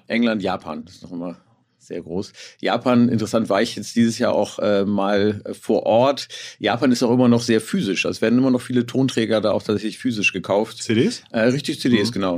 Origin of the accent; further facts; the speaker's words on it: Hamburg, Germany; als Hamburger habe ich natürlich ein bisschen Lokalpatriotismus